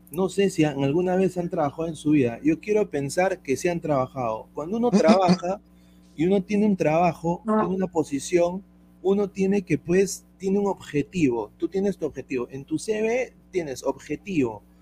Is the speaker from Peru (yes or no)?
yes; Peru; now in United States; yo como inmigrante acá en los Estados Unidos, como peruano